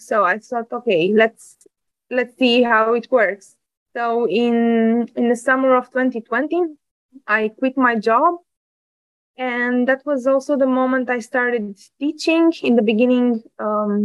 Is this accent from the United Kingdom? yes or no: no; Bucharest, Romania; English is a second language; moved away as an adult; now in Netherlands; I was born in Bucharest in Romania. And I lived there until I finished university